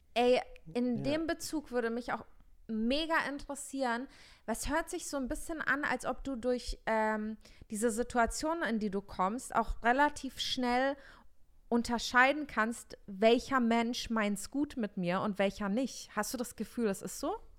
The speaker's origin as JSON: {"language": "German", "region": "Bavaria", "country": "Germany", "moved": "yes", "said": "ich komme aus Bayern"}